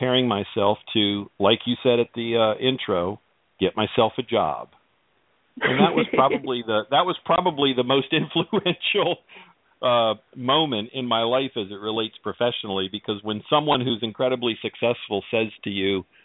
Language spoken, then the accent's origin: English; Virginia, United States; I grew up in Virginia, went to school in Virginia